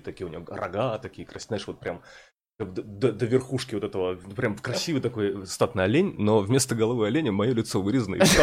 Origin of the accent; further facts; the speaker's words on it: Murmansk, Murmansk Oblast, Russia; moved away; что я из Мурманска, что я с севера